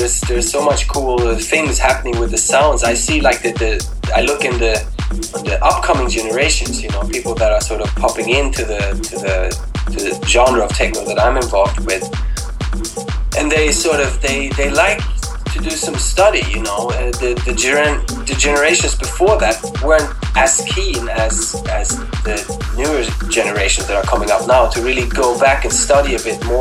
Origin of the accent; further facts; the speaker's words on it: Sweden; But I grew up in Sweden